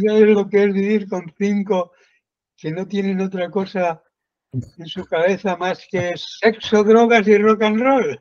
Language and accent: Spanish; a village in central Spain, Spain; now in Puerto de la Cruz, Spain; Yo nací en un pueblo del centro de España, pero muy alejado de, de las grandes urbes